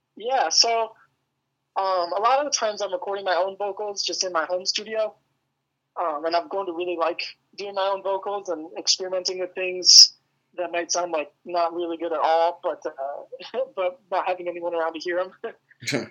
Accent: outside Metro Detroit, Michigan, United States; I, live like just outside of like Metro Detroit area. Um, it's kind of a smaller town, but yeah, but I've lived here my whole life

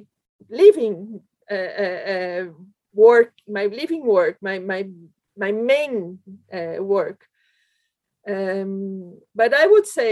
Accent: Brazil; English is a second language; moved away as an adult; also born or lived in Belgium; now in United Kingdom; I came from Brazil to Europe

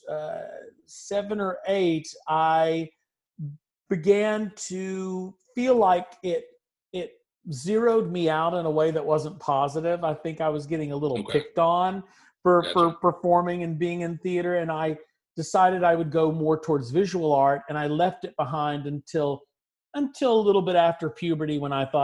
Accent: Augusta, Georgia, United States; born there; Um, I was born in Augusta, Georgia, um, which is uh, if you think about the area, there's kind of in that particular area you're looking. It's getting close to South Carolina by that point.

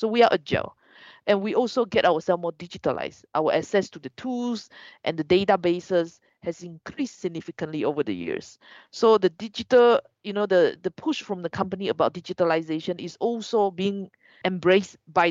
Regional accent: Malaysia; moved away; I want to go home. So Malaysia

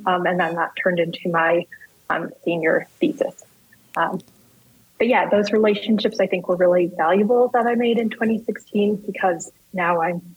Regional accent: New Mexico, United States; moved away as an adult; also born or lived in Boston / Washington State / Madison, Wisconsin; now in Chiapas, Mexico; I was from New Mexico

